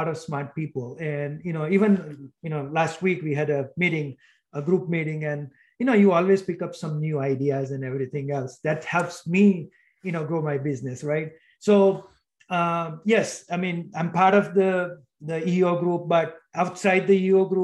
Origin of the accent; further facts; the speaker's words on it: India; moved away; I grew up in India